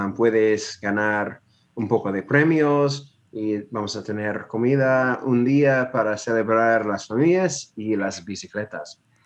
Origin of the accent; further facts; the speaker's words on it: North Carolina, United States; Spanish is a second language; donde crecí, um, en Carolina del Norte, en las montañas